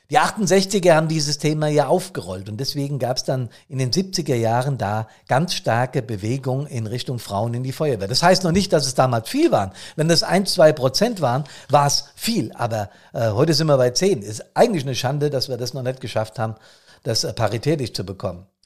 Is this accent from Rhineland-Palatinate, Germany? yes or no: no; Bad Soden, Hesse, Germany; auf nassauischer, auf hessischer Ebene oder hier in meinem Taunuskreis oder in Bad Soden selbst in meiner Heimatstadt.